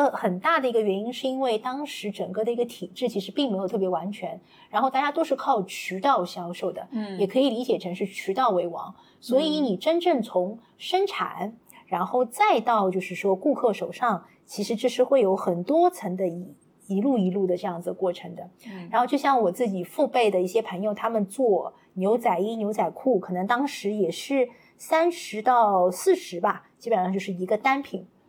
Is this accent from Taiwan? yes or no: no; Shanghai, China; 因为呃，我自己的话，其实一路从小到大都是在那个黄浦区